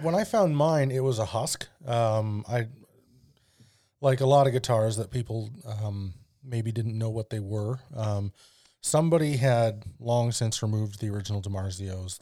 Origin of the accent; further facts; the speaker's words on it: Alberta, Canada; now in Vernon, Canada; my hometown uh, has a, a street called 100th Avenue, and it definitely has a name that no one in town calls it. don't know why. But that's a very Albertan thing to do as well.